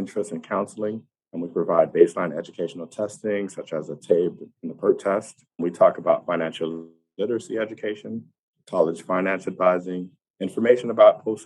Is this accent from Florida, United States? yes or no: yes; Immokalee, Florida, United States; moved away as an adult; now in Gainesville, United States; I am from South Florida, a small farm town called Immokalee. I moved here to Gainesville to pursue my education